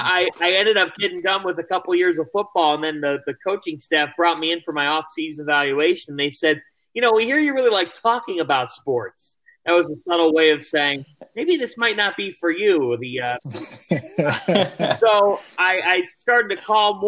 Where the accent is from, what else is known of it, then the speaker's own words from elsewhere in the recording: Westlake, Ohio, United States; I grew up in Westlake, Ohio